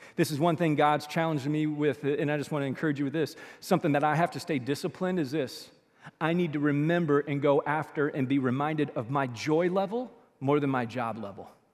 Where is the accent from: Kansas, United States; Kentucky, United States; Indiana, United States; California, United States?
Kentucky, United States; Louisville; we grew up in South Louisville for a couple of years